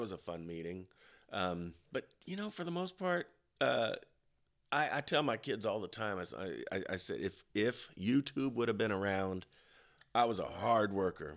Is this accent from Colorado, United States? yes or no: yes; Colorado, United States; I grew up in Colorado